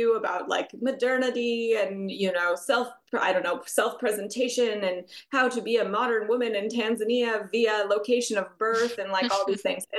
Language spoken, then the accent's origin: English; United States; my home country of the United States